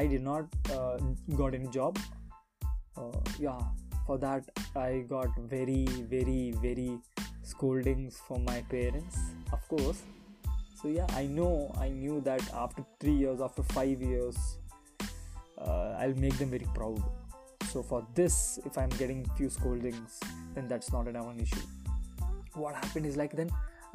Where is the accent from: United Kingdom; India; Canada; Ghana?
India; as per Indian mentality, we are still stuck to do a job